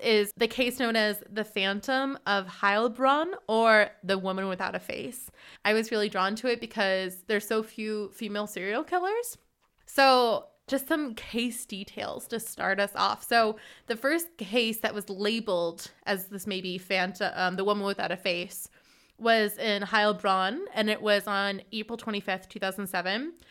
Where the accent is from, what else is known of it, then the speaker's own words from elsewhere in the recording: Hartsburg, Missouri, United States; moved away as an adult; now in Freiburg, Germany; I'm originally from Hartsburg, Missouri, and I currently live in Freiburg